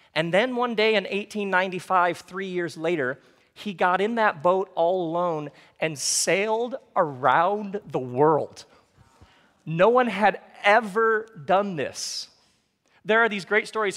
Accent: Michigan, United States; I grew up in Michigan

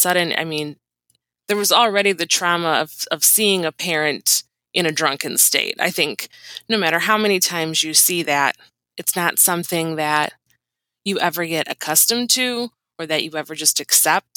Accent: Michigan, United States; I grew up in Michigan

